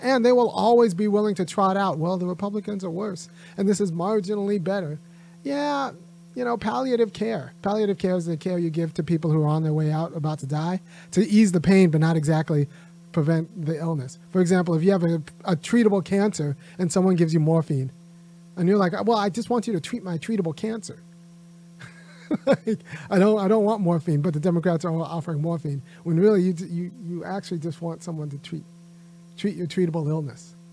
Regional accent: California, United States; now in Georgia, United States; I grew up in California. I can't afford to move back now

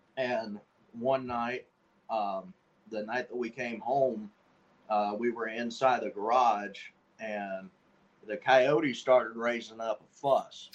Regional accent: Red Bud, Illinois, United States; we was living with my grandfather at the time uh, on South Prairie Road, just outside of Redbud, Illinois

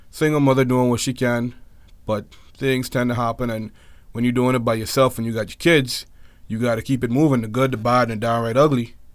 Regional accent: Nassau, New Providence, Bahamas; born there; also born or lived in United States; I was born straight up here, Nassau, Bahamas, man. Nassau. I was born in Nassau, the New Providence, capital of the island. I was born here. Of course, the majority of my childhood was spent back and forth in America.

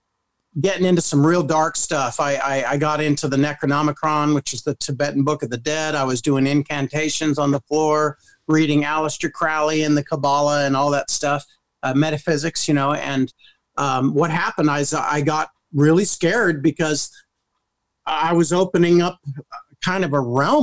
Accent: England, United Kingdom; also born or lived in Merced, United States; now in United States; My dad was in the Air Force, and I lived all my formative years, young years, I spent in England.

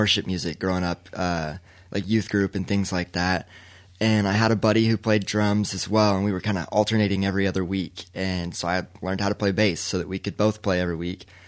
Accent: Sayre, Oklahoma, United States; now in Oklahoma City, United States; I'm from Oklahoma. I grew up in Sayre, about 2 hours west of Oklahoma City.

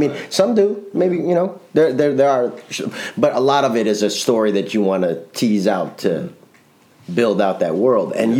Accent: Chicago, Illinois, United States; moved away as an adult; I grew up in a Puerto Rican neighborhood in Chicago

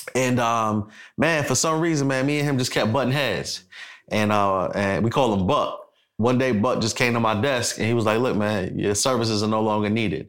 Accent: New York City, New York, United States; now in Atlanta, United States; I'm from Brooklyn, New York City.

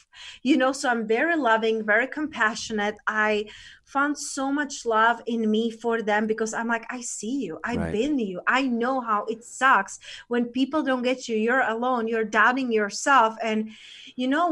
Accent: Czechia; moved away; So I was born in Czech Republic. That's where I'm originally

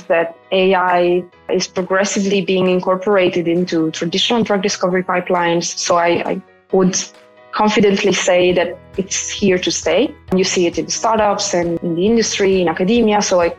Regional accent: Como, Lombardy, Italy; moved away as an adult; also born or lived in Milan, Italy / Zurich, Switzerland; I was born in the northern part of Italy, where I grew up, in the neighborhoods of a very small city called Como.

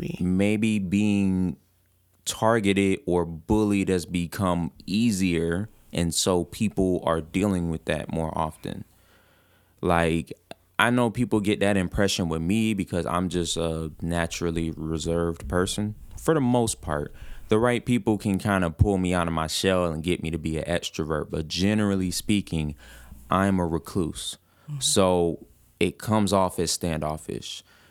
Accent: Atlanta, Georgia, United States; I'm from Atlanta.

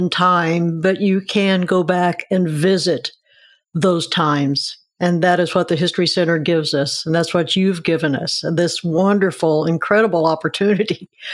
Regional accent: Mattoon, Illinois, United States; born or raised there

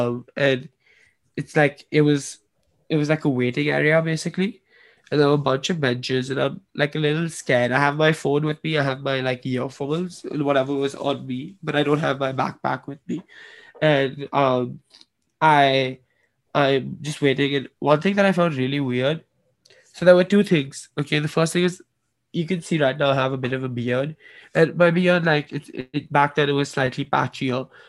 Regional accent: Washington, District of Columbia, United States; born there; I was born in Washington, D.C., so I'm a U.S. citizen.

